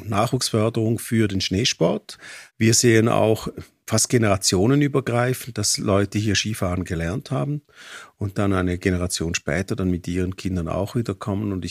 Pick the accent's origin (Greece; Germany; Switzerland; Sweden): Switzerland; St. Gallen; now in Arosa, Switzerland; Ich komme aus dem Dockenburg, das ist im Kanton St. Gallen und ich bin Mitte 80er Jahre nach Arosa gekommen.